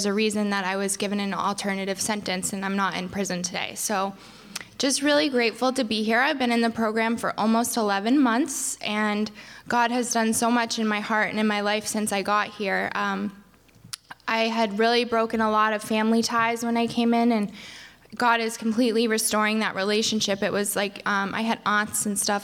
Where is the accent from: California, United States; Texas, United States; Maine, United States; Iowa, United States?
Maine, United States; moved away; I grew up in Maine